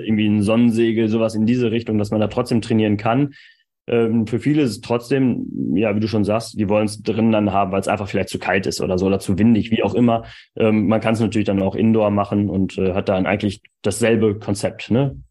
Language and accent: German; East Frisia, Lower Saxony, Germany; als Ostfriese sagen. Also ich komme ja aus Ostfriesland